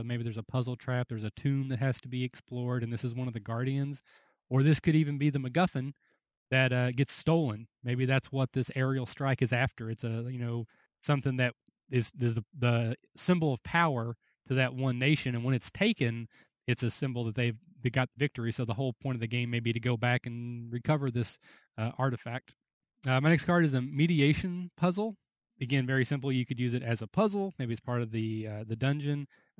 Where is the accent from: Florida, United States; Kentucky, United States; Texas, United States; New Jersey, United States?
Kentucky, United States; again, I'm from Kentucky